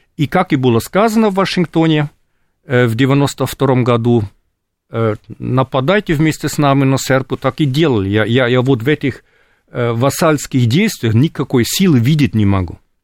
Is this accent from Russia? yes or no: no; Germany; Russian is a second language; Я сам вырос в РГ, хотя родственники жили в ГДР, потому что отец был беженцем из, э, ГДР до того, как родился